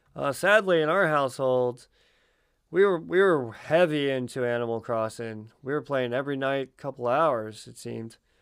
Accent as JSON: {"language": "English", "town": "Baltimore", "region": "Maryland", "country": "United States", "said": "I am from Baltimore"}